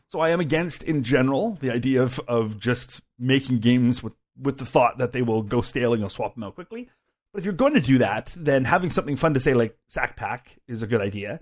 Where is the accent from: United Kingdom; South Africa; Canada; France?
Canada; I am a Canadian